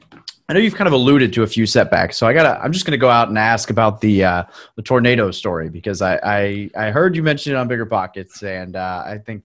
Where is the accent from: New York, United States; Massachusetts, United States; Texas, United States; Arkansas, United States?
Arkansas, United States; I was not born there, but I grew up in Arkansas